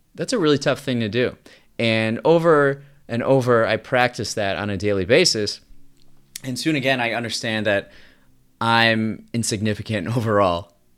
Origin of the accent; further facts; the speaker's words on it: United States; I'm just an American man living an experiencing life in the twenty-first century.